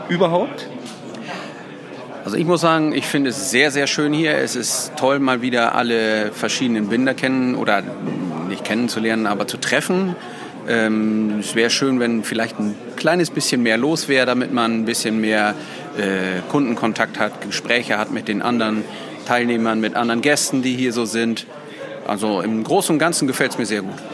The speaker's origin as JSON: {"language": "German", "town": "Surwold", "region": "Lower Saxony", "country": "Germany", "said": "ich selber komme aus Surwold, das ist ein Nachbarort von Papenburg."}